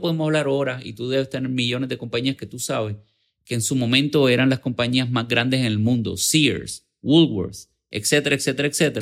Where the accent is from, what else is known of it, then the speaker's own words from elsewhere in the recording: San Juan, Puerto Rico; Yo nací en Santurce.